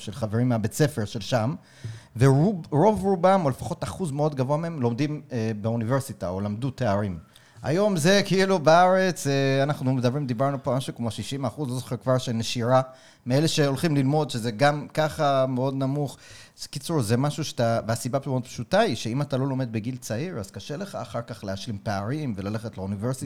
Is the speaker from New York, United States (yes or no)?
yes; New York, United States; now in Israel; אני גדלתי בקהילה חרדית בניו יורק